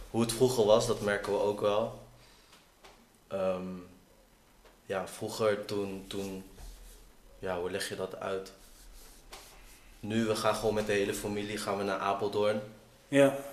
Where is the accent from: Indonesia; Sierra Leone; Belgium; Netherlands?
Indonesia; Maluku; En ja, wij Molukkers zien onszelf niet als Indonesiërs, zeg maar.